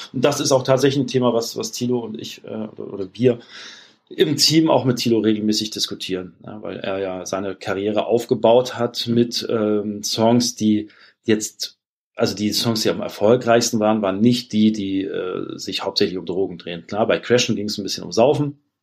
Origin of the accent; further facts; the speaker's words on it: Germany; als Deutscher